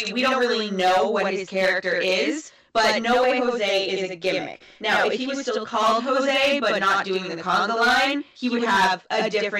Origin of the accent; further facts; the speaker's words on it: Calgary, Alberta, Canada; Jinder Mahal is from my hometown.